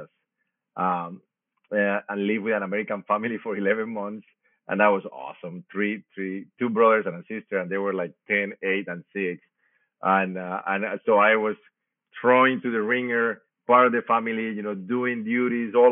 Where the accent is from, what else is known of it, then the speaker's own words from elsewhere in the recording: Colombia; now in Indianapolis, United States; I grew up in Colombia, as you say. I was born in a small town.